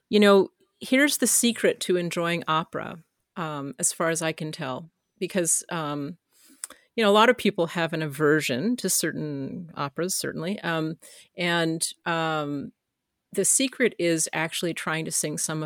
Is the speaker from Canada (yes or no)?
yes; Canada; as a Canadian